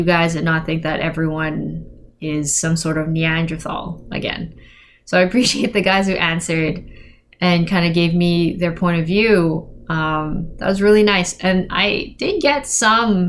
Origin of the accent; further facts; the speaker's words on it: Philippines; I'm Filipino